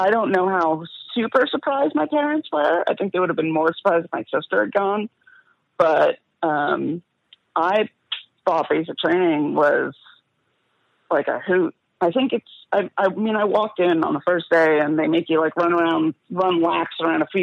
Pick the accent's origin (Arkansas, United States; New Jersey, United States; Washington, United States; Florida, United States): New Jersey, United States; Youngest daughter, Jew from New Jersey, you know, New York City, parents